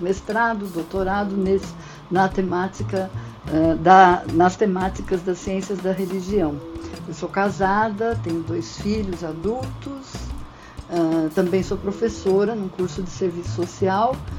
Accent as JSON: {"language": "Portuguese", "region": "São Paulo", "country": "Brazil", "said": "eu sou daqui de São Paulo, estou em São Paulo"}